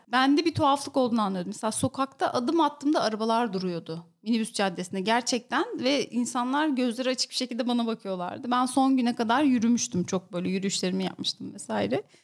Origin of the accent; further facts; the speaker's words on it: İskenderun, Hatay, Turkey; moved away as an adult; now in Istanbul, Turkey; Ben İskenderunluyum. Üniversiteyle birlikte İstanbul'a geldim.